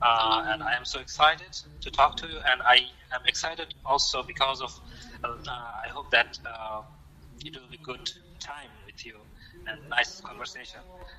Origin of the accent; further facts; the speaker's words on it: Bangladesh; first language Bengali; English is a second language; I am from Bangladesh, and I am working as a software engineer from last 5 years. I studied in computer science and live in Dhaka. Dhaka is the capital of Bangladesh.